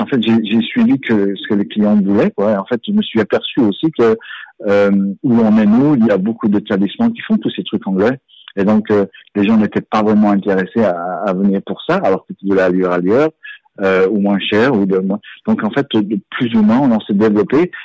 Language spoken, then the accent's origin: French; Strasbourg, Grand Est, France; moved away as an adult; now in England, United Kingdom; je suis né à, je suis né à Strasbourg